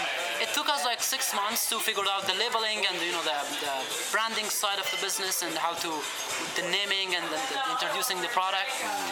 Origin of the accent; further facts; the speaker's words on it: Afghanistan; moved away as an adult; now in Chicago, United States; I was raised and born in Afghanistan. I came to Chicago 3.5 years ago.